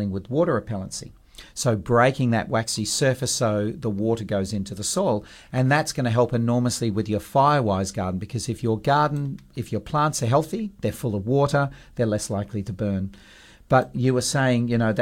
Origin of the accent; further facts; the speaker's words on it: Perth, Western Australia, Australia; when we grew up in Perth